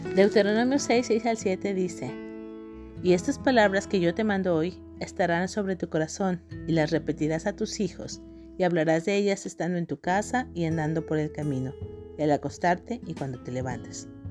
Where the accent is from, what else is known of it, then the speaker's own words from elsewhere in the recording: Guadalajara, Jalisco, Mexico; en la ciudad donde yo crecí, en Guadalajara, Jalisco, México